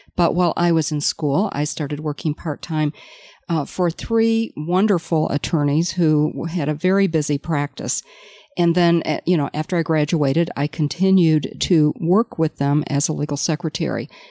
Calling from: Charlevoix, Michigan, United States; an Allied Advanced Certified Paralegal, and I'm calling in from Charlevoix, Michigan

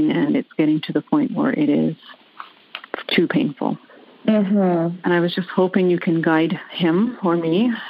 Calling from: Vancouver, British Columbia, Canada; I'm calling from Vancouver, Canada.

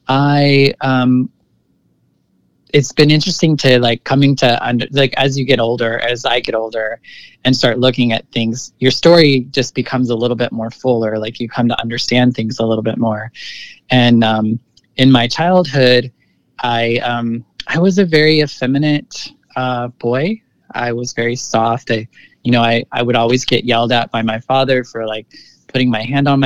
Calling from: San Francisco, California, United States; I'm currently living in the lower Haight of San Francisco. So, I've been here for a few years now.

